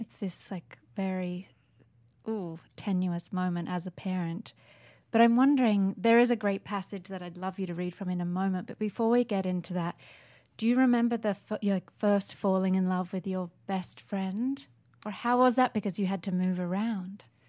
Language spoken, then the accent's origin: English; Sydney, New South Wales, Australia; moved away; I grew up in Sydney